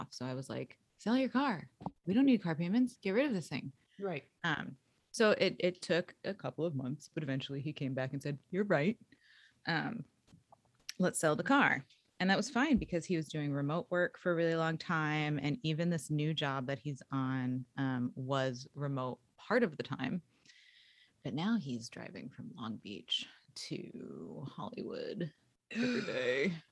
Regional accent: England, United Kingdom; now in United States; I'm from England and um, I moved to America and I have a funny accent now that doesn't really go in either place.

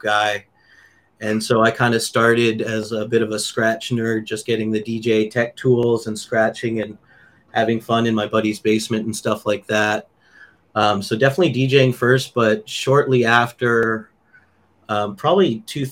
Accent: Vancouver, British Columbia, Canada; moved away as an adult; now in United States; Growing up in Vancouver, it was kind of the backyard festival

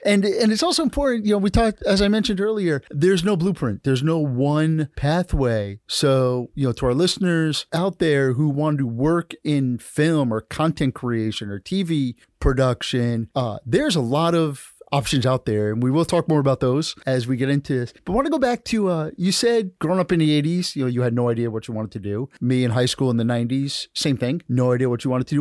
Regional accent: New Jersey, United States; now in Broward County, United States; I grew up in New Jersey

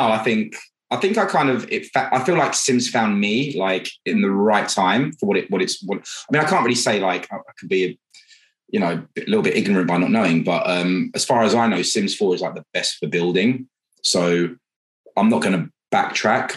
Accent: Buckinghamshire, South East England, United Kingdom; I'm British, I'm proper British, um, and I'm from Buckinghamshire

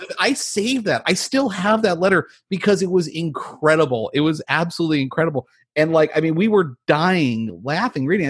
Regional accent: New Jersey, United States; now in Southern California, United States; I'm from New Jersey

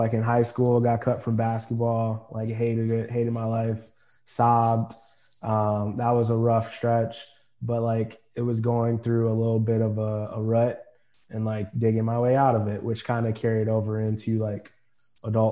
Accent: Forest Park, Illinois, United States; also born or lived in Fort Hood, Texas; I grew up, this is like home, obviously grew up in Forest Park, which is west, about 10 miles west of the Loop

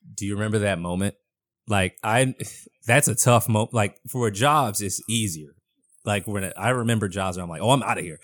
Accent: Boston, Massachusetts, United States; I'm born and raised in Boston

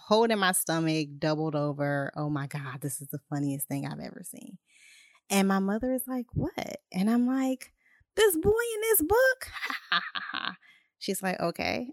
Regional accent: Ohio, United States; I'm from Ohio

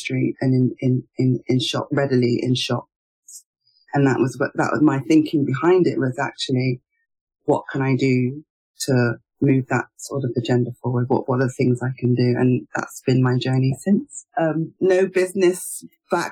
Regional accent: United Kingdom; as a Nigerian, a British-born Nigerian

